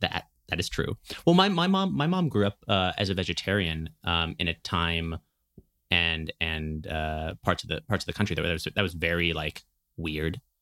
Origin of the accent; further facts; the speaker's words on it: Berkeley, California, United States; I grew up in Berkeley